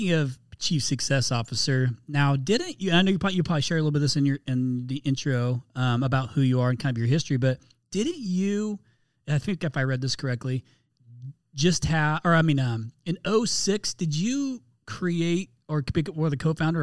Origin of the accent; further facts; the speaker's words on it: Indianapolis, Indiana, United States; moved away; I'm from Indianapolis, or I'm from outskirts of Indianapolis.